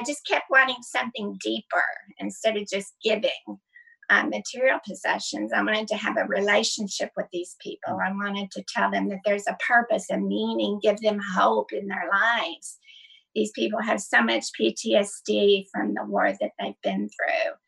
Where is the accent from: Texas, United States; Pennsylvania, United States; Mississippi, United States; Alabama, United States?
Texas, United States; Dallas; moved away as an adult; now in Phoenix, United States; I grew up in Dallas, Texas, my whole life